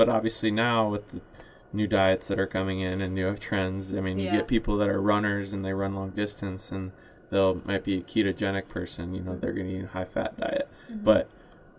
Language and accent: English; the North, United States; now in Florida, United States; I'm from up north